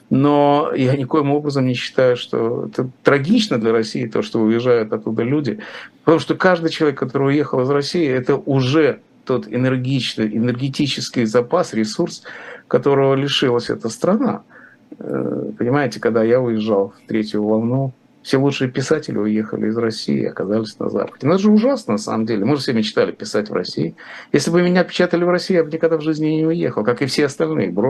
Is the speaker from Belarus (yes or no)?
no; Riga, Latvia; Там очень много русскоязычных, и очень много моих друзей, конечно, там. Я же из Риги.